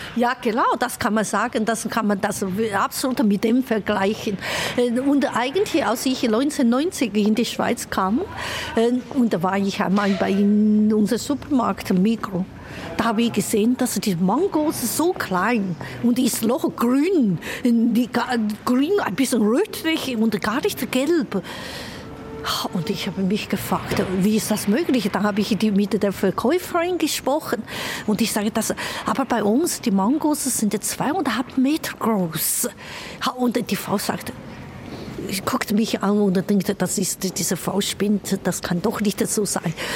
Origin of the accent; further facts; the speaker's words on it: Chongqing, China; German is a second language; moved away as an adult; now in Zürich, Switzerland; damals in Chongqing und in meiner Heimat